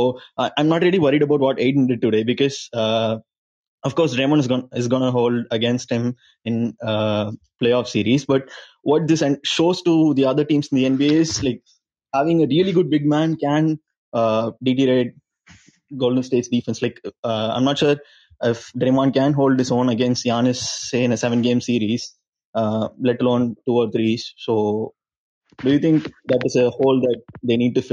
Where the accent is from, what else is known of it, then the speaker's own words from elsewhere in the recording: India; I'm from India